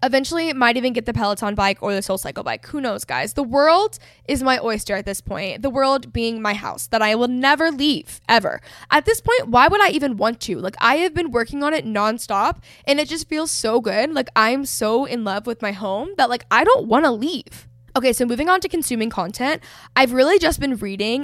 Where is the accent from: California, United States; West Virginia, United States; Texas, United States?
Texas, United States; North; I grew up in North Texas, so it's, like, a very competitive region for sports.